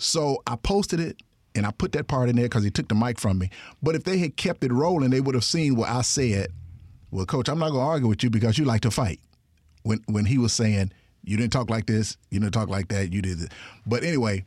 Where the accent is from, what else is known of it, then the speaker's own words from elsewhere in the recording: Jackson, Mississippi, United States; I grew up in what they call a hood. I grew up in Georgetown, in the Georgetown part of Jackson, close to Lanier High School